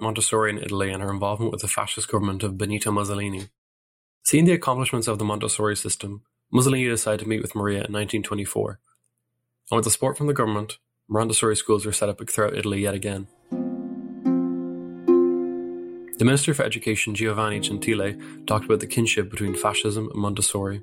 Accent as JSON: {"language": "English", "country": "Ireland", "said": "my home country, Ireland"}